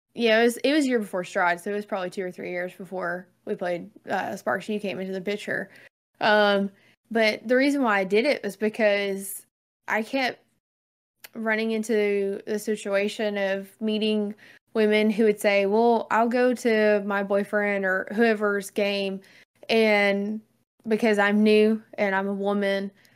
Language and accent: English; the South, Southern United States, United States; I'm Southerner and I talk simple